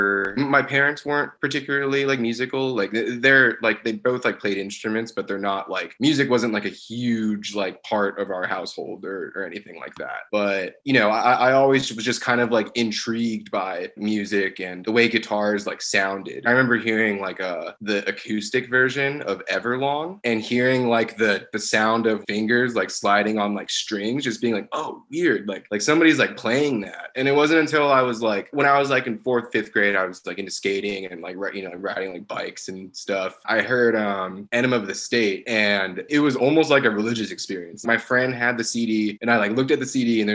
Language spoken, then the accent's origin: English; Torrance, California, United States; I grew up in Torrance